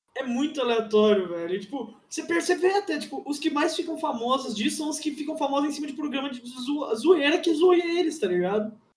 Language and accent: Portuguese; Campinas, São Paulo, Brazil; eu sou, sou de Campinas